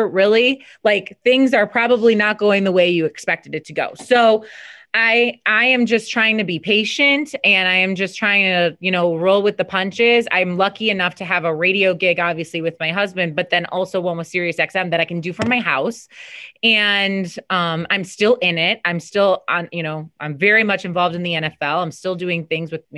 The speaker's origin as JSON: {"language": "English", "town": "Chicago", "region": "Illinois", "country": "United States", "tie": "born or raised there", "moved": "as an adult", "said": "I had carved out a really good career in the city I grew up in Chicago."}